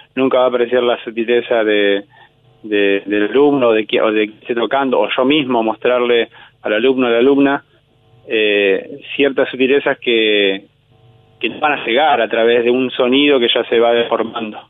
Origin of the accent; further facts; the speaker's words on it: Buenos Aires, Argentina; yo de niño había ido a esa misma escuela de Mataderos, o yo soy de Liniers